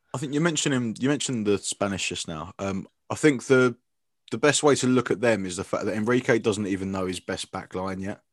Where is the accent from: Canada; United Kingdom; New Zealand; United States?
United Kingdom; England; as English fans